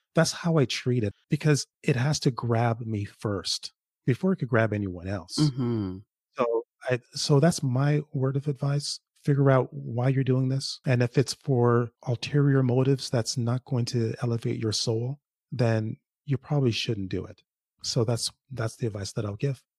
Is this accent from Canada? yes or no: yes; Toronto, Ontario, Canada; also born or lived in Jamaica; now in Ottawa, Canada; I live in Ottawa, but I, I grew up in Toronto. Originally, I'm from Jamaica. I grew up in Toronto.